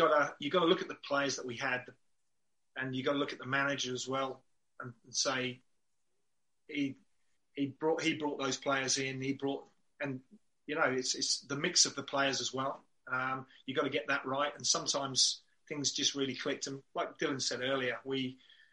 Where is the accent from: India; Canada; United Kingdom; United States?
United Kingdom; Reading, South East England; also born or lived in Swansea, Wales / Basingstoke; I was born in Swansea, so I'm a Welshman. But my mum and dad moved to moved around the Reading, Basingstoke area when I was, I think, around about two. So spent most of my time growing up in and around Reading.